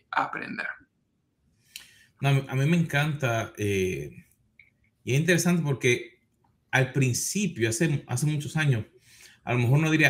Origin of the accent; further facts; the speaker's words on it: Argentina; Yo, yo soy de Argentina, con el mate.